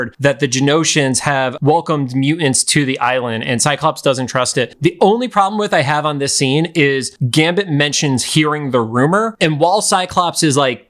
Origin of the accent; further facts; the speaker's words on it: Northeast, United States; growing up in the Northeast